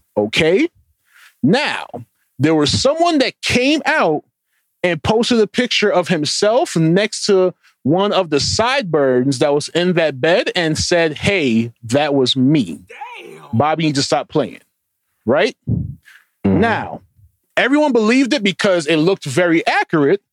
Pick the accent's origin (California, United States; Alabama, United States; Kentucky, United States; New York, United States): New York, United States; we're, we're from New York